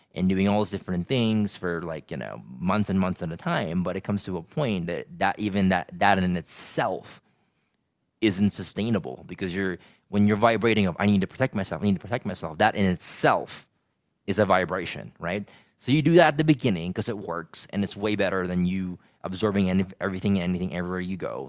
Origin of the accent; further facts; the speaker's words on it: Philippines; moved away as an adult; I grew up in the Philippines for eighteen years, and when I moved here